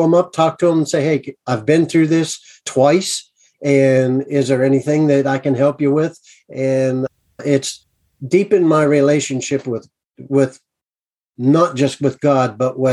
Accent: United States; I'm an American

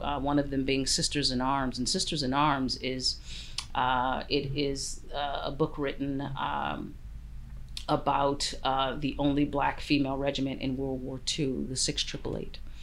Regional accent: United States; also born or lived in Canada; now in Vancouver, Canada; I'm Canadian and American, but I'm American born.

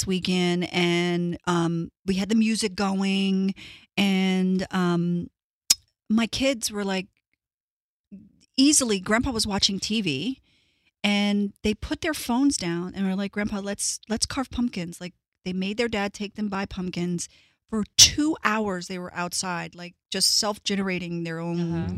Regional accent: Baltimore, Maryland, United States; moved away as an adult; also born or lived in New York; now in Los Angeles, United States; from inner city Baltimore

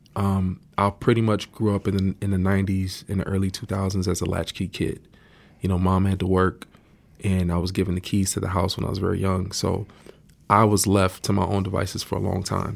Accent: Miami, Florida, United States; I grew up in Miami, Florida.

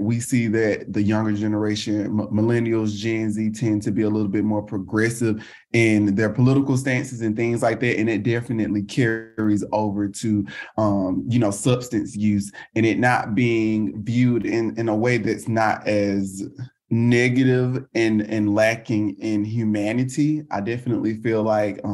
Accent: the South, United States; now in Houston, United States; I'm based in Houston, Texas, and born and raised in the South

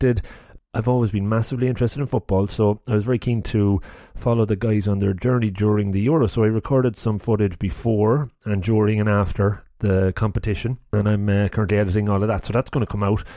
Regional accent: Longford, County Longford, Ireland; now in Cork, Ireland; I'm from Longford

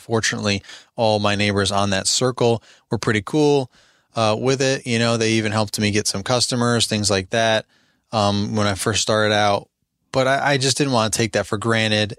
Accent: Albany, New York, United States; moved away as an adult; now in Midlothian, United States; I'm from Albany, New York

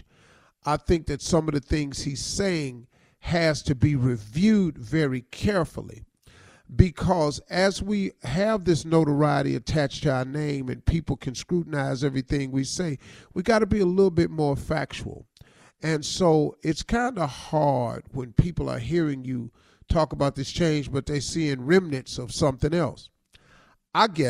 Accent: United States; us as the American people

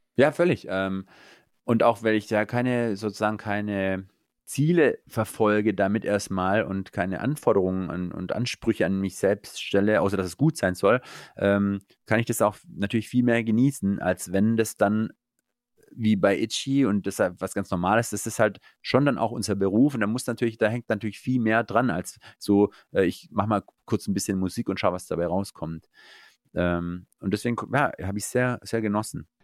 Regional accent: Eislingen, Baden-Württemberg, Germany; Ich genieße es hier in meiner Heimat, da habe ich meine Freunde, meine Familie und äh, meine Wurzeln

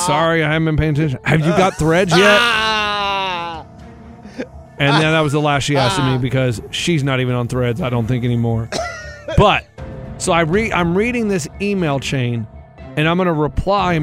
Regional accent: Texas, United States; now in Nashville, United States; When I was a kid, I grew up in Texas.

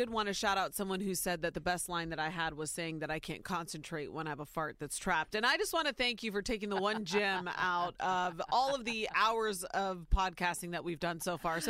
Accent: Ohio, United States; Soy Nicaragüense, but I was born and raised in Ohio.

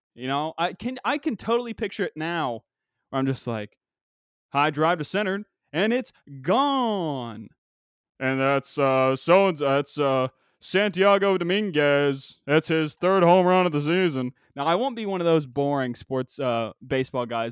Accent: West Virginia, United States; moved away; also born or lived in Pennsylvania; growing up in West Virginia

